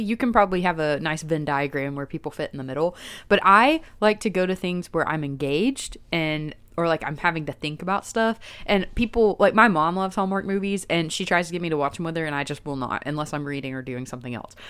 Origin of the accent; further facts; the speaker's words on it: Chattanooga, Tennessee, United States; born and raised in East Tennessee. I am from Chattanooga